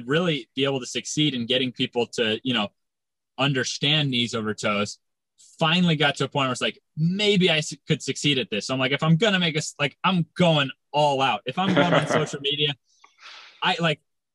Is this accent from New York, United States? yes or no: no; Florida, United States; now in California, United States; I'm in California. I'm from Florida.